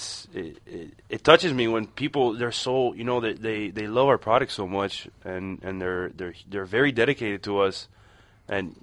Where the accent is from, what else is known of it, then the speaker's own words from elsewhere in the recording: Texas, United States; moved away; I grew up in Texas. I lived in Texas